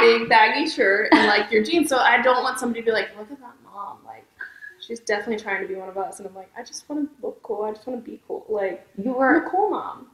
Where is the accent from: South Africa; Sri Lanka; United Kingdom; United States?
United States; Millsboro, Delaware; also born or lived in Milton, Delaware; I'm from Millsboro, which is okay. ten minutes from Milton. Okay. I went to school in Milton, though